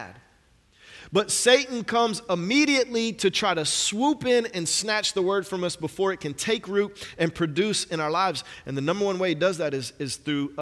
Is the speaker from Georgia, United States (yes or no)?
yes; Atlanta, Georgia, United States; I'm from Atlanta.